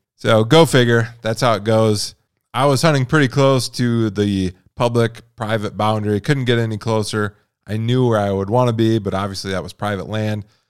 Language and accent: English; Midwest, United States; moved away as an adult; now in Montana, United States; growing up in the Midwest